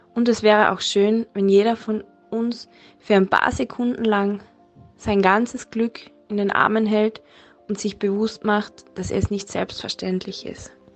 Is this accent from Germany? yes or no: no; Klagenfurt, Carinthia, Austria; ich komme aus Klagenfurt